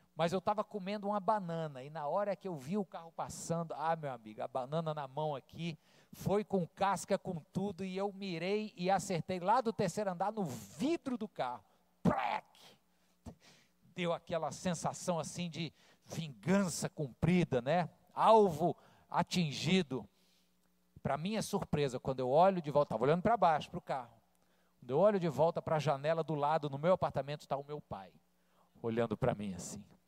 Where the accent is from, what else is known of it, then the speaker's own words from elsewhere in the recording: Fortaleza, Ceará, Brazil; also born or lived in Rio de Janeiro, Brazil; Quando eu cheguei em Fortaleza, eu tinha 10 anos, eu vim do Rio, 1985, cheguei aqui com 10 anos, e fui um pré-adolescente traquina